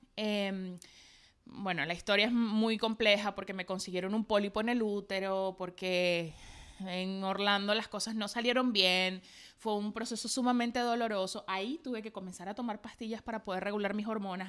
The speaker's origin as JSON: {"language": "Spanish", "town": "Maracay", "region": "Aragua", "country": "Venezuela", "said": "los diseñadores me llamaban en Maracay, yo soy de Maracay"}